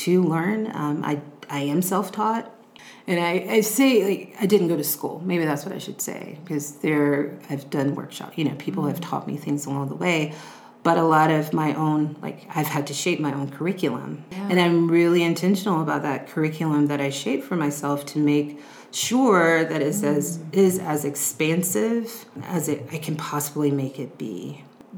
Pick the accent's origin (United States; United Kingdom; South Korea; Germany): United States; also born or lived in Houston, Texas; being an American